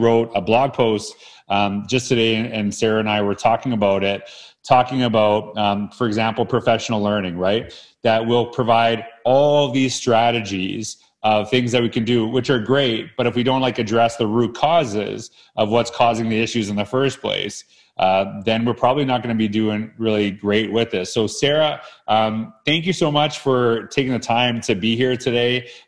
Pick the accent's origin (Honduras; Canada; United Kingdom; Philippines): Canada; We're both from Canada.